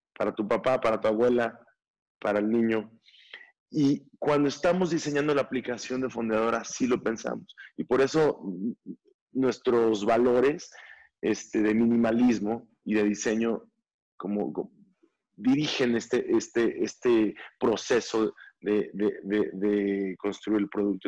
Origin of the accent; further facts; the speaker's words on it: Mexico; nosotros como mexicanos